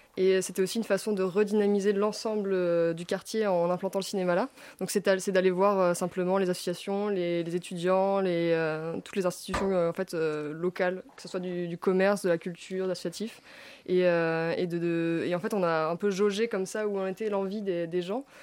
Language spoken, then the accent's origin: French; La Rochelle, Nouvelle-Aquitaine, France; ma ville, La Rochelle, je viens de La Rochelle